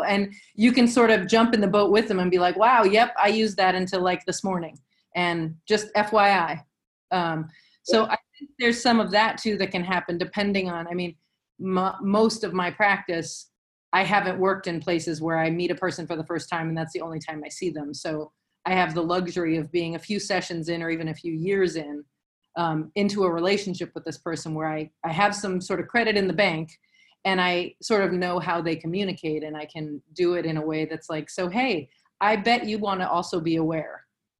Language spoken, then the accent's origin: English; the South, United States; But, you know, I'm old and I'm from the South.